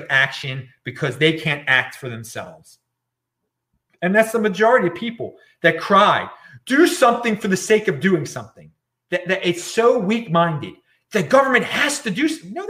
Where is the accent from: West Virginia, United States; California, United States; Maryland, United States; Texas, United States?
Maryland, United States; my home state of Maryland, which I'm very far away from right now. I'm in the opposite side of the country